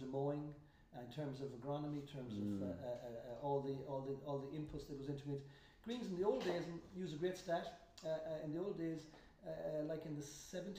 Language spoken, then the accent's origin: English; Roscommon, Connacht, Ireland; also born or lived in Dublin; I'm from Roscommon, in case any of you guys don't hear that lovely accent that's still there. And my dad was the greenkeeper of our 9-hole course.